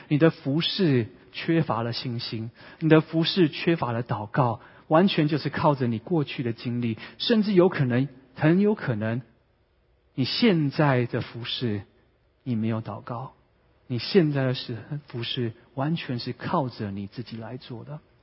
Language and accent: Chinese; Vancouver, British Columbia, Canada; now in San Francisco Bay Area, United States; 我是温哥华长大的